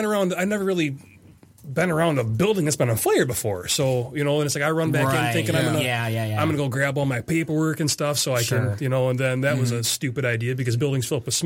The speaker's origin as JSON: {"language": "English", "town": "Burton", "region": "Michigan", "country": "United States", "said": "Burton, Michigan. Burton, Michigan. Just east of Flint."}